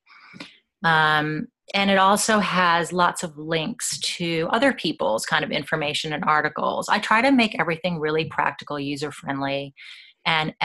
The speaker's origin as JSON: {"language": "English", "country": "United States", "accent": "American", "moved": "as an adult", "said": "you can tell I'm American"}